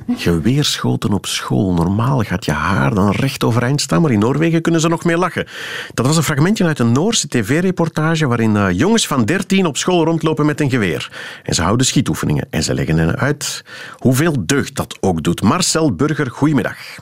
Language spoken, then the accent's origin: Dutch; Flanders, Belgium; Wij zouden zeggen als Vlamingen